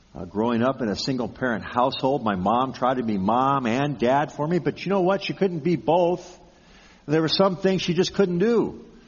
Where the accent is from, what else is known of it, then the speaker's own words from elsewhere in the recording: Pasadena, California, United States; growing up in the Pasadena area, every year at this time, we'd be preparing for the Rose Bowl